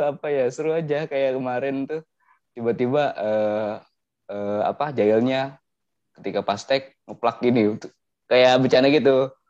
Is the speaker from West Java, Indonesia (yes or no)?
yes; Subang, West Java, Indonesia; dari Subang